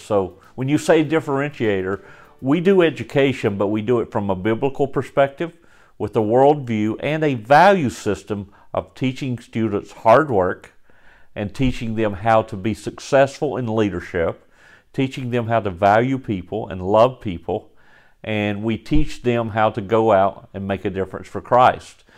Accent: Galax, Virginia, United States; moved away as an adult; also born or lived in Florida; born and raised in Galax, Virginia

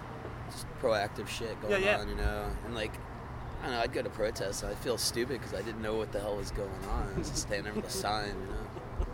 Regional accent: Asheville, North Carolina, United States; moved away as an adult; also born or lived in Camden, New Jersey; now in Gainesville, United States; I was born in New Jersey. Camden, New Jersey. Grew up in Asheville.

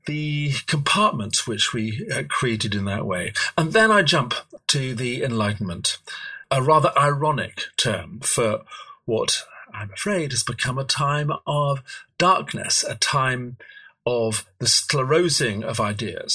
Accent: edge of the Derbyshire Peak District, Yorkshire and the Humber, United Kingdom; I was brought up in Yorkshire. I was brought up on the edge of the Derbyshire Peak District

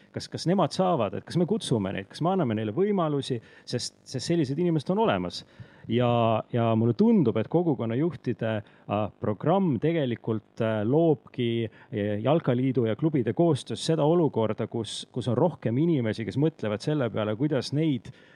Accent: near Rakvere, Lääne-Viru County, Estonia; moved away; also born or lived in Tartu; ma kasvasin üles äh, Rakvere lähedal, endises kolhoosikeskuses

